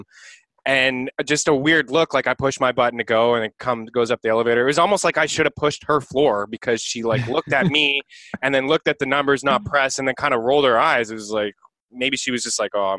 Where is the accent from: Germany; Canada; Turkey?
Canada; As a Canadian